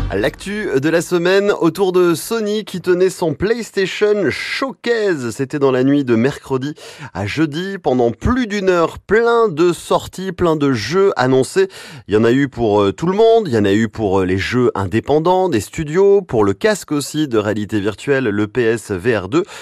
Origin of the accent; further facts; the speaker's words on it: France; chez nous en France.